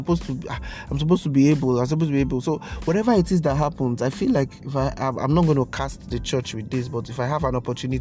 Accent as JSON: {"language": "English", "country": "Nigeria", "tie": "born or raised there", "said": "Nigeria, my hometown"}